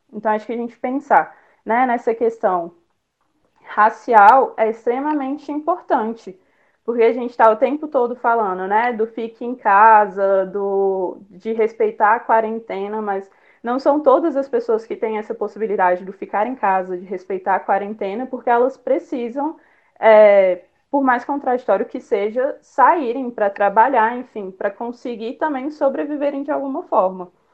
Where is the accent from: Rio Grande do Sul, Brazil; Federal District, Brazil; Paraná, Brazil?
Federal District, Brazil; Brasília; moro em Brasília, nasci em Brasília